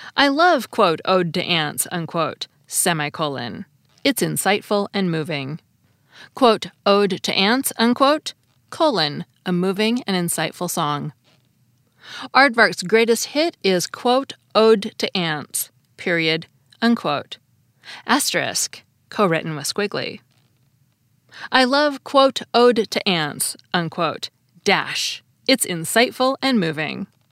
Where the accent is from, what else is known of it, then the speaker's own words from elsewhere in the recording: United States; As an American